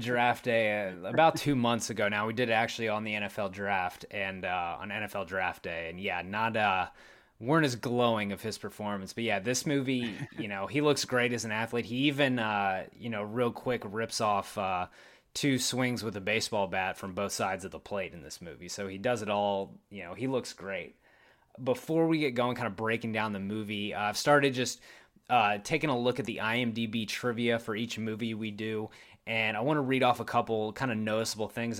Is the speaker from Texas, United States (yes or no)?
yes; Odessa, Texas, United States; went to school in Odessa